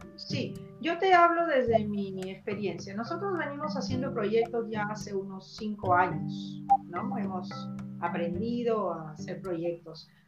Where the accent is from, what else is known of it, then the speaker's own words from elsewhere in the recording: Chiclayo, Lambayeque, Peru; no somos muchos de Chiclayo